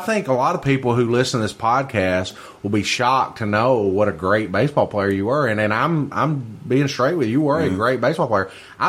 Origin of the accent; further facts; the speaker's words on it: Paducah, Kentucky, United States; growing up in Paducah, you know, I grew up in Reedland, which mm-hmm. is kind of out in the country.